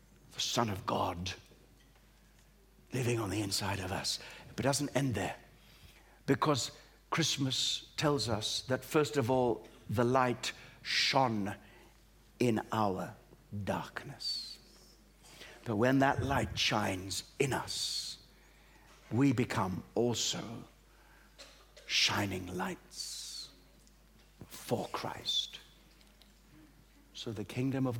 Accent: Australia; also born or lived in East Africa; now in Great Britain; I was born in East Africa, brought up in Australia, but lived here in Great Britain

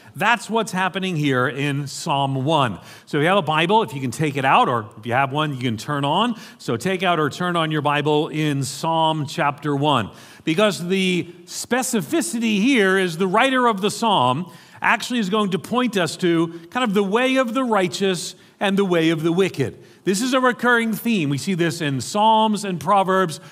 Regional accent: New York City, New York, United States; accent: American; moved away; I grew up in, uh, in New York City.

